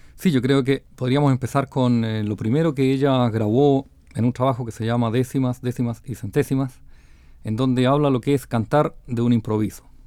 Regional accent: Ñuble, Chile; moved away; del estilo de mi tierra, de la provincia de Ñuble

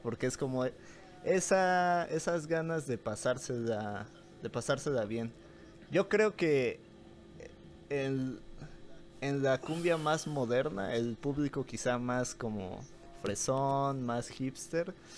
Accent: Chiapas, Mexico; moved away as an adult; mi paisano chiapaneco

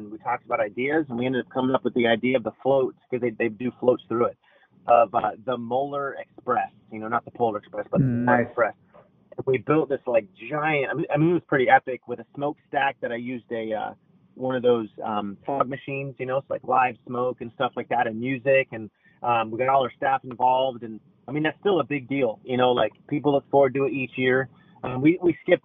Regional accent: San Diego, California, United States; moved away as an adult; now in Virginia, United States; I was from San Diego

